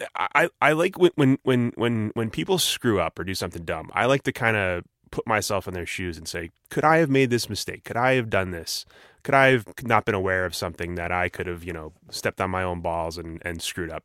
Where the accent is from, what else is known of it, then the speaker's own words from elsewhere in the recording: New Jersey, United States; I'm from Jersey